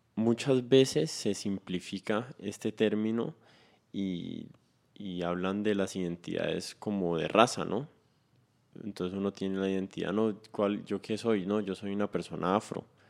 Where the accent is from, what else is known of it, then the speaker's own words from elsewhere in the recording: Cali, Valle del Cauca, Colombia; yo me siento caleño, así las demás personas no me vean caleño